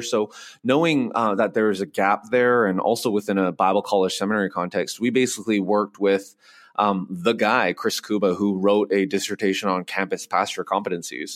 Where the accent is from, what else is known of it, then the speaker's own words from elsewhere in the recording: Vancouver, British Columbia, Canada; moved away as an adult; now in Nashville, United States; So I grew up in Vancouver